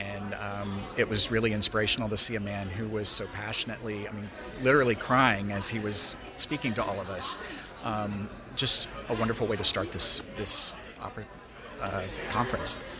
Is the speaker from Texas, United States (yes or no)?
no; Arkansas, United States; moved away; I'm actually from Arkansas originally.